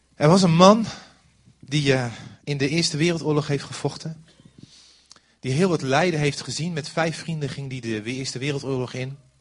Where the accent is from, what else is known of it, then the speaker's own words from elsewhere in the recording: Overijssel, Netherlands; ik kom maar uit Overijssel